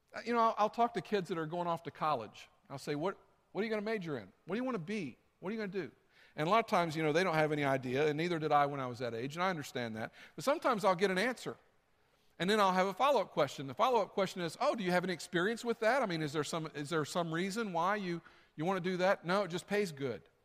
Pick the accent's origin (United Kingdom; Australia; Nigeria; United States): United States; the South; I grew up in the South. That's what we said, y'all come